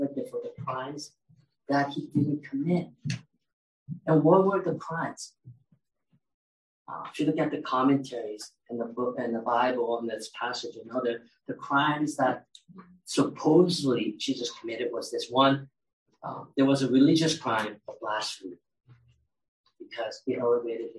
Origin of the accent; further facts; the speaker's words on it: California, United States; English is a second language; I grew up in California